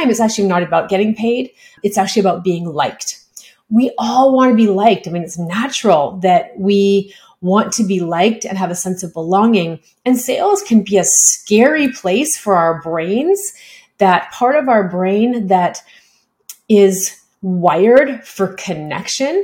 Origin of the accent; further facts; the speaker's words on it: Canada; I'm a Canadian